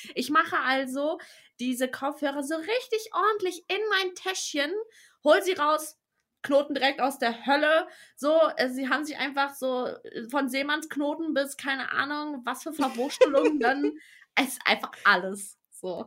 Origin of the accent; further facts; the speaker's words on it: Berlin, Germany; now in Brandenburg, Germany; ich bin zwar in Berlin geboren, aber ich wohne im Speckgürtel in Brandenburg. Sprich, ich bin also keine Berlinerin